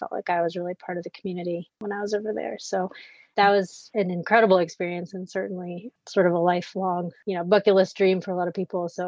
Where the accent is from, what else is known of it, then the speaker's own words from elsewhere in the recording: Richmond, United States; moved away as an adult; also born or lived in Ghana; now in Seattle, United States; No, no, I was I was from Richmond. Yeah, no, I was from Richmond. So I came back to Richmond first.